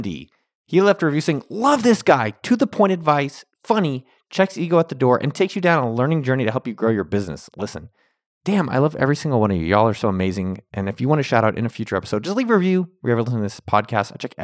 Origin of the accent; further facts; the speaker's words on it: Bay Area, California, United States; now in Austin, United States; I'm from the Bay Area, but I live in Austin, Texas now